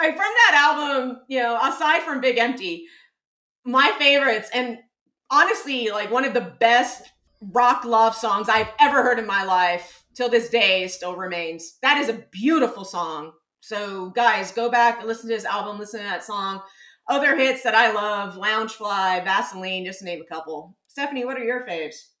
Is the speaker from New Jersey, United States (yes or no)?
no; San Antonio, Texas, United States; I grew up in San Antonio